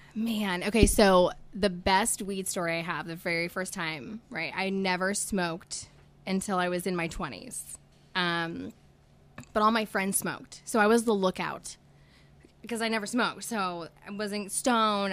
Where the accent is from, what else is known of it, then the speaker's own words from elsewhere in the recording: Tulsa, Oklahoma, United States; moved away as an adult; also born or lived in California / Arizona / Texas / West Virginia; I grew up here in Tulsa